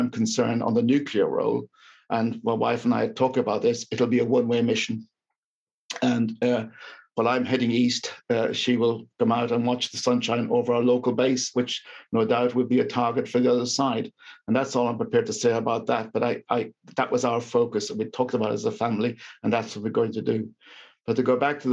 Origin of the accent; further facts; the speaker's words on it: Ireland; moved away; being Irish serving for the Queen